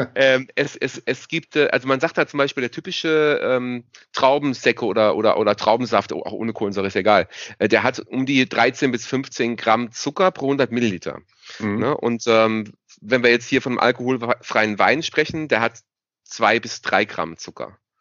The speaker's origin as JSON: {"language": "German", "region": "Rhineland-Palatinate", "country": "Germany", "said": "hier bei uns in der Pfalz"}